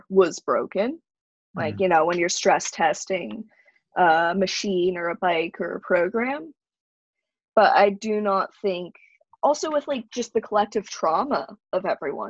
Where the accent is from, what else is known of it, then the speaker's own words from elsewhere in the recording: Salem, Massachusetts, United States; I'm from Salem, Massachusetts